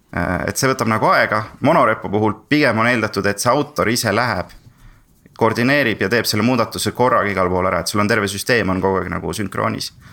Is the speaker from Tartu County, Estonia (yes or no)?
yes; Tartu, Tartu County, Estonia; also born or lived in Sweden; Tartust ja töötan praegu äh, Veriffis